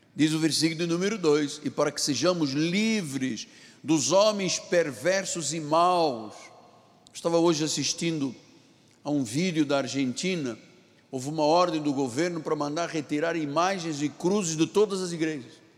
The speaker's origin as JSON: {"language": "Portuguese", "country": "Portugal", "said": "na minha terra, em Portugal"}